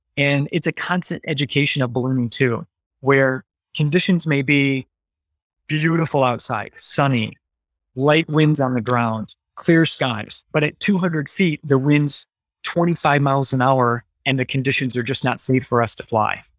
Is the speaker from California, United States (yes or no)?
no; Battle Creek, Michigan, United States; also born or lived in Grand Rapids, Michigan; I grew up in the Battle Creek, Michigan area